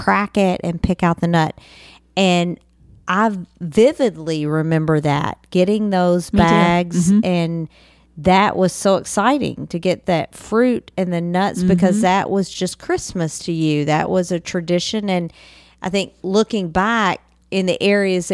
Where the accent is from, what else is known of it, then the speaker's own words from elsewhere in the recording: Western Kentucky, United States; I'm from Western Kentucky